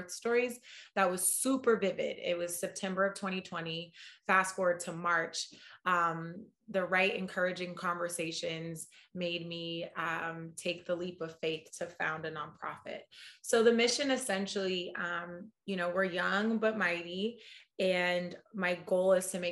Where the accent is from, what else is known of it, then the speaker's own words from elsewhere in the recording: Oakland, California, United States; moved away as an adult; now in New York, United States; I'm a proud Oaklander. I was born and raised in Oakland